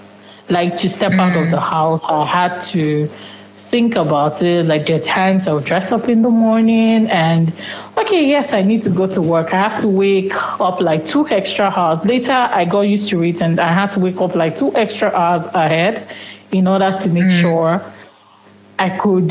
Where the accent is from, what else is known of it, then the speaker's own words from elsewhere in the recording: Nigeria; first language Yoruba; English is a second language; because I usually do not speak in my native tongue, that's Yoruba.